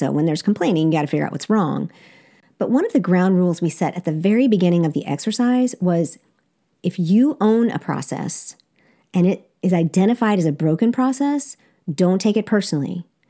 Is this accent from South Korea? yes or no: yes; South Korea; you would think that growing up in Korea that I would have this amazing sense of adventure when it comes to food